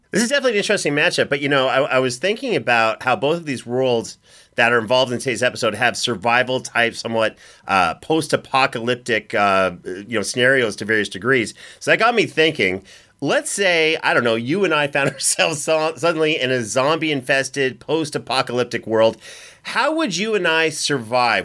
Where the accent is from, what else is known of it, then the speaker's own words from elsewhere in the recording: Canada; I'm from Canada